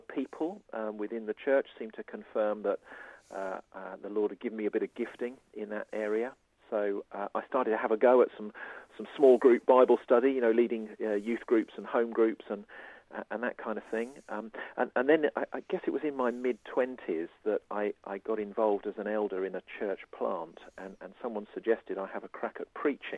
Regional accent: Surrey, South East England, United Kingdom; now in Isle of Wight, United Kingdom; I was brought up in Surrey.

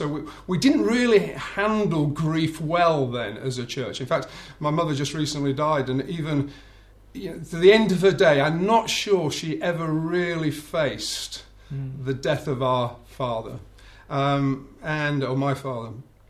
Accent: Bradford, Yorkshire and the Humber, United Kingdom; now in South England; Okay, so born and bred in Bradford in Yorkshire. Although I have to confess, I've lived down in the south for far too long now.

